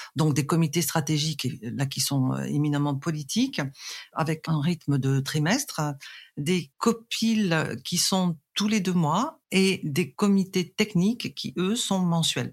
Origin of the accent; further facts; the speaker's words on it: Arles, Provence-Alpes-Côte d'Azur, France; je suis née en Provence, précisément à Arles